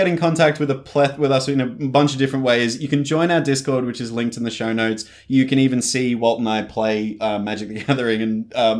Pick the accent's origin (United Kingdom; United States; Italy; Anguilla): United Kingdom; England; accent: Northern English; Northern English accent. Yeah, yeah. Well, this is the thing. I am from England, so the only family that I have in Australia